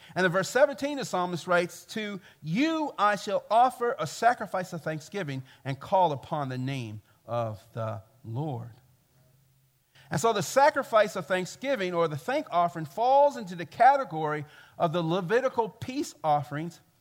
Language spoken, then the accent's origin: English; Baltimore, Maryland, United States; I come from Baltimore, and I come from the black church experience